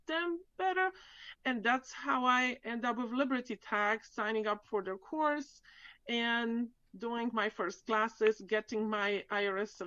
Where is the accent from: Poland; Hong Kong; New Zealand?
Poland; moved away as an adult; now in Central Florida, United States; I'm actually from Poland. I grew up in Europe.